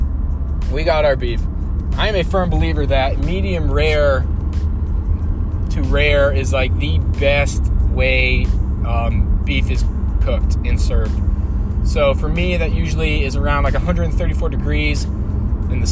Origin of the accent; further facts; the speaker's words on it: Ohio, United States; I'm from Ohio